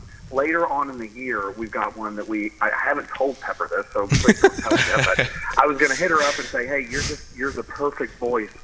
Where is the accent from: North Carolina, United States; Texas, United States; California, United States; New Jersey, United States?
Texas, United States; I'm from Texas